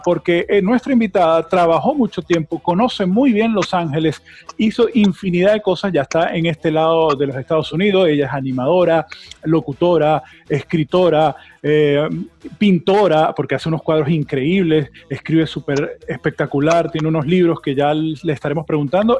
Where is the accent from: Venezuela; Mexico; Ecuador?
Venezuela; now in United States; nosotros somos latinos, somos venezolanos